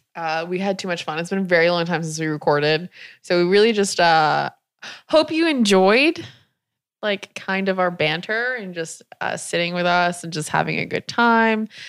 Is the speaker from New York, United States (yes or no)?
no; South Carolina, United States; I was raised in South Carolina in a trailer